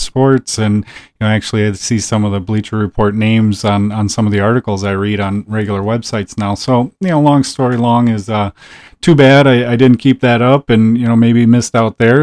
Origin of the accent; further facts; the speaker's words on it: small town outside Green Bay, northeast Wisconsin, United States; I grew up in a small town about twenty minutes outside of Green Bay